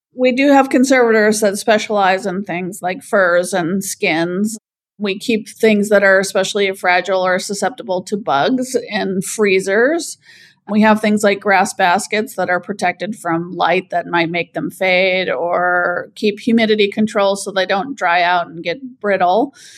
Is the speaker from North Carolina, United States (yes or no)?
no; Anchorage, Alaska, United States; I grew up in Anchorage